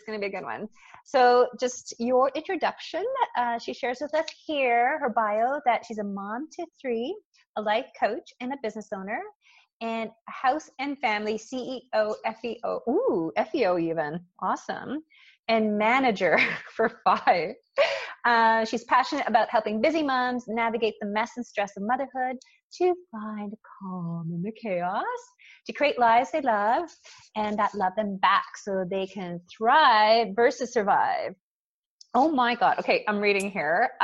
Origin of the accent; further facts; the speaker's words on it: Montreal, Quebec, Canada; I was born in Montreal, though, when I was raised in Montreal.